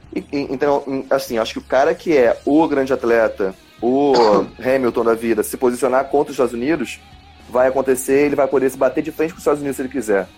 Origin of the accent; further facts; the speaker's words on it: Brazil; eu, como brasileiro